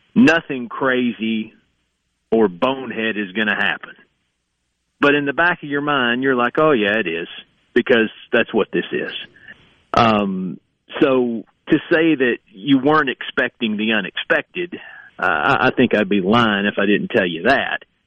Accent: East Tennessee, United States; moved away; also born or lived in Kentucky; growing up in East Tennessee

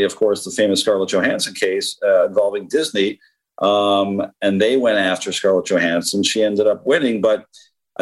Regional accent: Canada; As a Canadian, as a very proud Canadian

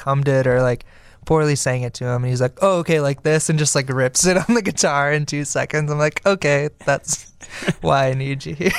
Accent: Oak Forest, Illinois, United States; now in Chicago, United States; We're from Oak Forest, Illinois.

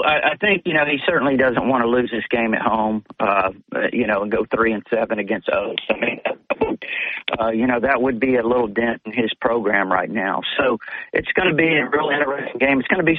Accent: Corpus Christi, Texas, United States; moved away as an adult; also born or lived in Mobile, Alabama; grew up in Corpus Christi, Texas, after moving from Mobile in the mid '60s and becoming an obsessed Alabama fan there as such a little kid

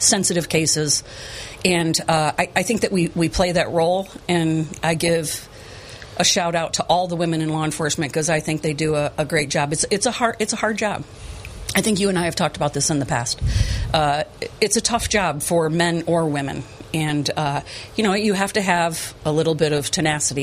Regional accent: Chenango Bridge, New York, United States; I grew up in Chenango Bridge

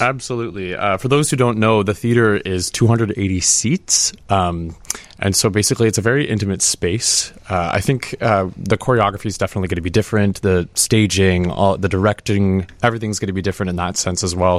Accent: Canada; I'm Canadian

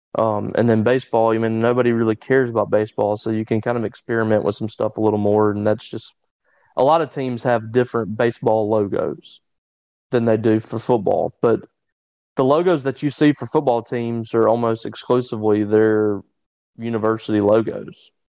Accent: Louisville or Ackerman, Mississippi, United States; in my hometown like either in Louisville or Ackerman

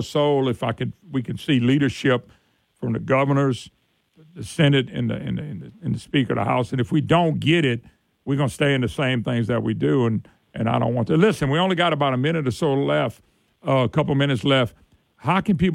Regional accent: Plaquemine, Louisiana, United States; also born or lived in Baton Rouge, Louisiana; I was born and raised out in Plaquemine and spent time in Baton Rouge

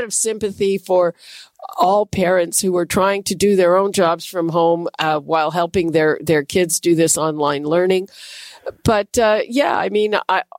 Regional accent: Montreal, Quebec, Canada; I'm from Montreal

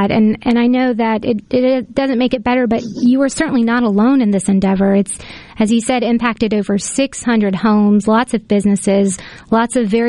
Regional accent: Mississippi, United States; I'm from Mississippi.

